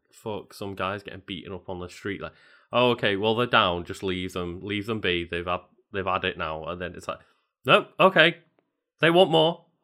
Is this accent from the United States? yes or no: no; Liverpool, North West England, United Kingdom; I grew up in Liverpool where there's two very big football teams.